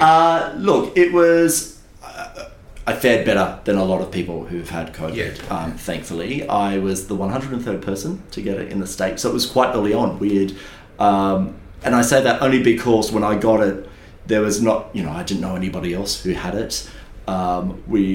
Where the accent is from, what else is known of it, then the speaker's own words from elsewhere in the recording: Kiama, New South Wales, Australia; growing up in Kiama